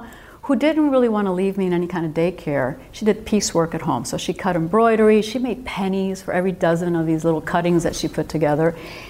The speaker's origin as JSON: {"language": "English", "region": "New Jersey", "country": "United States", "tie": "born or raised there", "also_born_or_lived": "Cuba / Minnesota", "second_language": "English"}